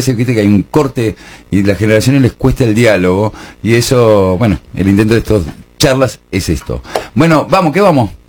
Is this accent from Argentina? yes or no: yes; Argentina; Pero ahora... Si somos argentinos.